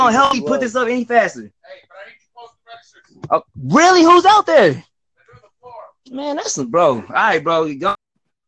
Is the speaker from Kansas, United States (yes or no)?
no; Texas, United States; also born or lived in Dallas; I'm from Texas